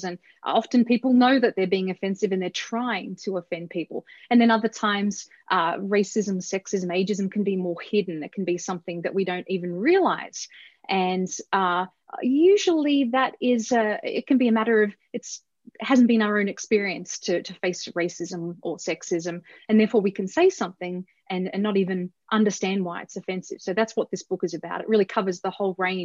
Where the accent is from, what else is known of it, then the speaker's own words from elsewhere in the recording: Australia; moved away as an adult; now in Denver, United States; I was born in Australia and right. I've been living here in America for 15 years or more